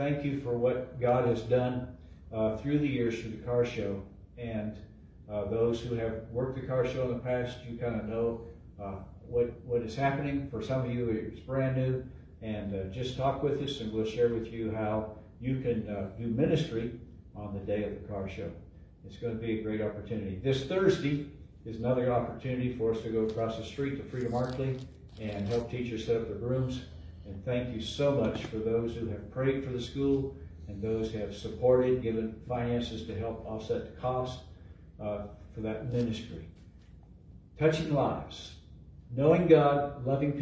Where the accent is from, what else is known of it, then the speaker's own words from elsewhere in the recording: Eastern Ohio, United States; now in Missouri, United States; I grew up in Ohio, Eastern Ohio